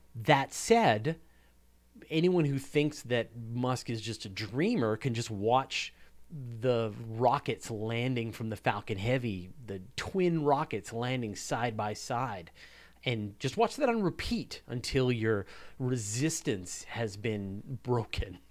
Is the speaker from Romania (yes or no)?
no; Canada; I'm very proud of what we do here in Canada